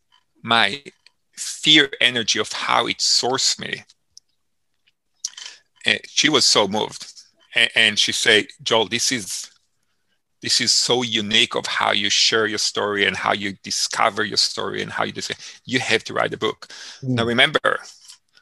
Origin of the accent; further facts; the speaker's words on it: Israel; moved away; I grew up in Israel, as I shared earlier, and I grew up in a farm living style. It's called the kibbutz.